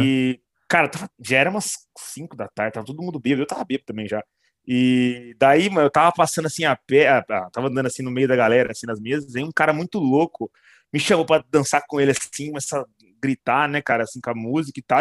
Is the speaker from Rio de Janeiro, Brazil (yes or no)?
no; São José do Rio Preto, São Paulo, Brazil; lá na minha cidade eu descobri, cara, eu não sabia, em Rio Preto